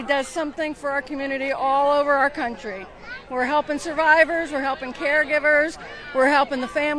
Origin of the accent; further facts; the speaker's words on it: outside Philadelphia, Pennsylvania, United States; I'm from outside Philadelphia.